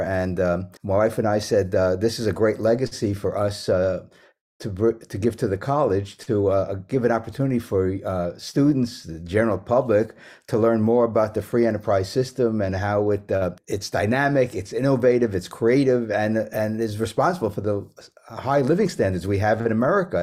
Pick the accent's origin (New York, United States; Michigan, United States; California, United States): New York, United States; New York City; also born or lived in West Germany / Manhattan / Bronx; growing up in New York City